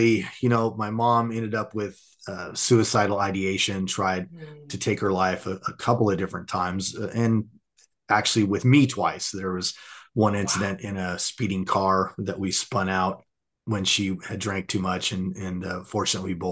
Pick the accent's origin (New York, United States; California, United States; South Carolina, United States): California, United States; Southern; I grew up in Southern California